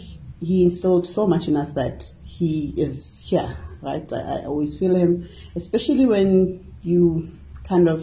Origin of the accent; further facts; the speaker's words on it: Hammanskraal, Gauteng, South Africa; Born and bred in Hammarskraal